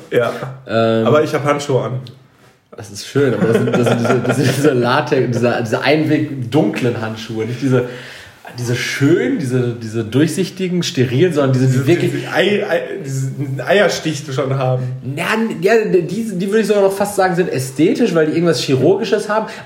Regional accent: North Rhine-Westphalia, Germany; Wir, wir kommen halt natürlich aus dem Herzen des Ruhrgebiets

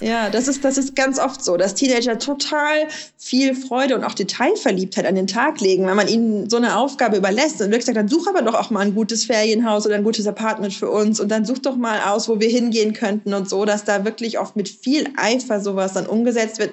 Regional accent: West Germany, Germany; ich bin in Westdeutschland ja, aufgewachsen, in der Provinz

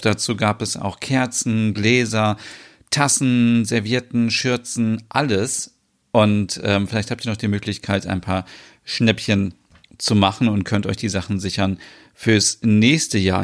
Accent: Germany; bei uns in Deutschland

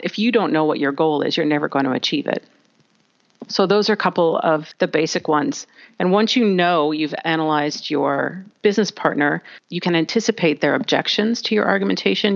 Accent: Canada; I'm from Canada, we're quite open, quite friendly.

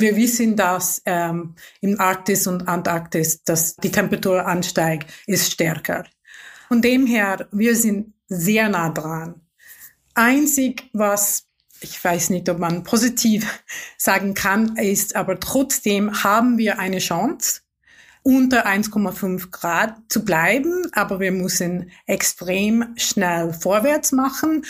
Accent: Mumbai, Maharashtra, India; German is a second language; moved away; Ich komme aus einer wohlhabenden Familie aus der Großstadt Mumbai

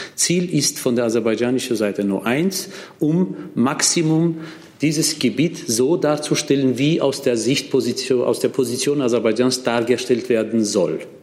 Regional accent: Armenia; als ein Armenier, der aus Armenien stammt

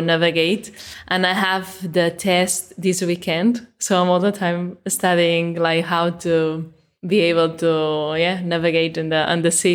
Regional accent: Mataró, Catalonia, Spain; I'm in Mataró, which is my hometown.

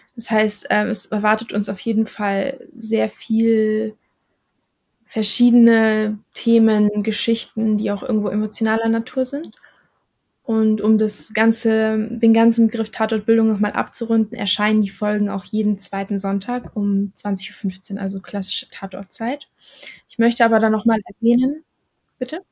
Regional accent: Germany; ich bin in Deutschland aufgewachsen.

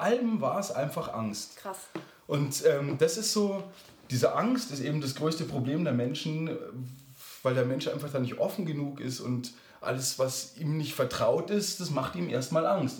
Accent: Lower Bavaria, Germany; also born or lived in Munich; ich bin auch in München geboren, aber dann in Niederbayern ähm, aufgewachsen, auf dem Land

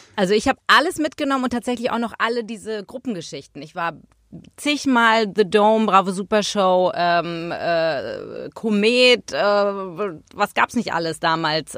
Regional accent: Hamburg, Germany; in Hamburg waren, in meiner Heimatstadt

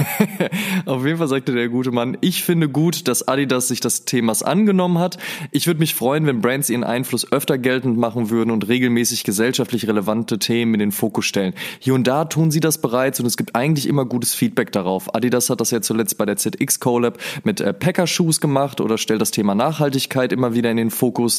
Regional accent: near the Ruhr area, North Rhine-Westphalia, Germany; ich komme ja aus der Nähe vom Ruhrpott

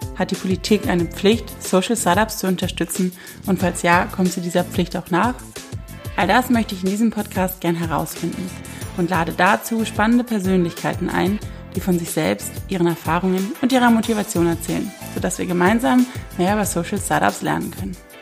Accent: Rhineland, Germany; ich als Rheinländerin

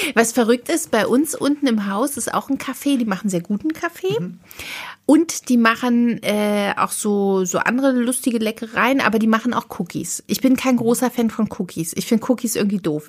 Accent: Berlin, Germany; also born or lived in Potsdam; ich bin Berliner

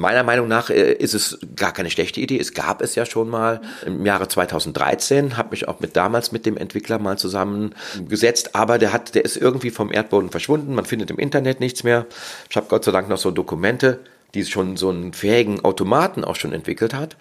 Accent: Cologne, North Rhine-Westphalia, Germany; Ich bin aus Köln und lebe auch in Köln

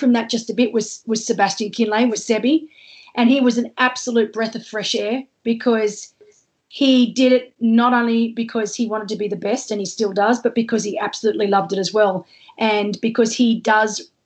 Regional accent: Australia

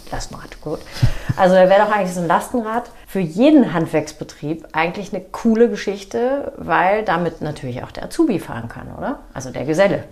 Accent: the North, Northern Germany, Germany; now in Wiesbaden, Germany; Ich komme ja aus dem Norden

